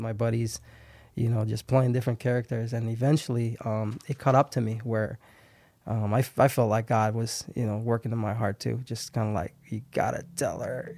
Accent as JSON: {"language": "English", "country": "Haiti", "tie": "born or raised there", "second_language": "English", "moved": "yes", "lives_now": "Fargo, United States", "said": "I grew up in Haiti, got, got here in ninety-seven."}